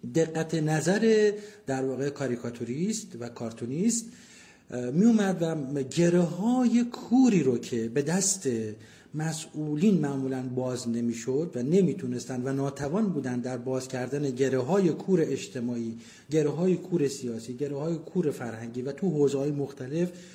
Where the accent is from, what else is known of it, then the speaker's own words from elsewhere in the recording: Abadan, Khuzestan, Iran; متولد 1352 آبادان